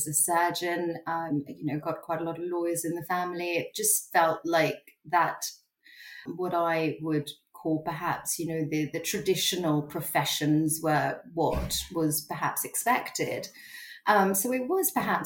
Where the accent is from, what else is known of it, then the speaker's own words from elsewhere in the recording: Singapore; I grew up in Singapore.